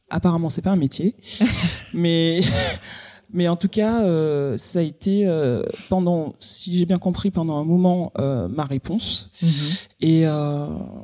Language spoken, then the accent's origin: French; Guadeloupe; moved away as an adult; quand je suis partie de la Guadeloupe à 18 ans